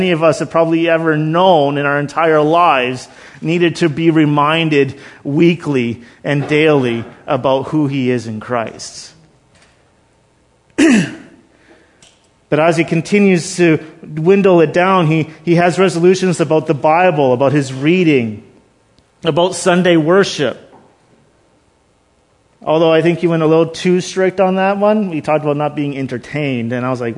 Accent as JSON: {"language": "English", "country": "Canada", "said": "we're Canadian"}